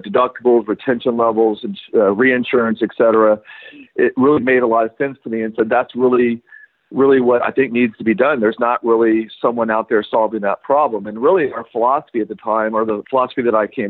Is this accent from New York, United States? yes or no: no; West Texas, United States; moved away as an adult; also born or lived in Houston, Texas / Durango, Colorado / Puerto Rico; I grew up in West Texas